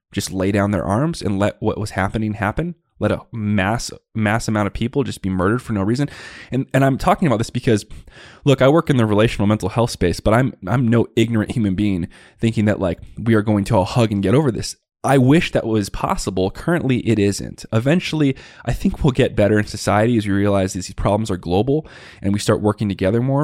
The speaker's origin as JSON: {"language": "English", "town": "Tucson", "region": "Arizona", "country": "United States", "tie": "born or raised there", "said": "I grew up in the West Side Barrios of Tucson, Arizona"}